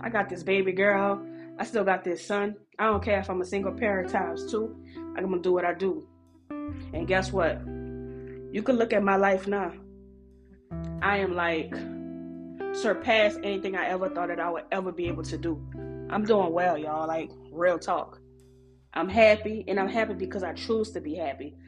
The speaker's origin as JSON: {"language": "English", "town": "New Orleans", "region": "Louisiana", "country": "United States", "said": "I'm from New Orleans"}